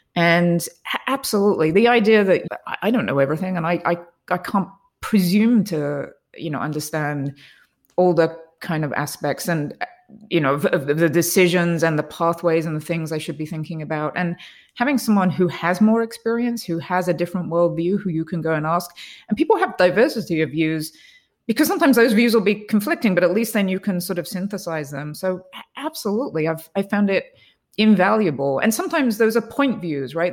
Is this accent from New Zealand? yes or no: no; England, United Kingdom; I grew up in England